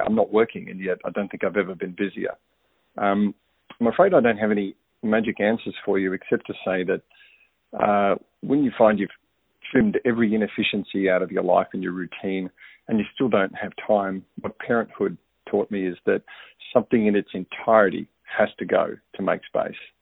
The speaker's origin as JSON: {"language": "English", "town": "Melbourne", "region": "Victoria", "country": "Australia", "tie": "born or raised there", "moved": "as an adult", "lives_now": "Niceville, United States", "said": "I've moved from a very busy I T career management role in my home city of Melbourne"}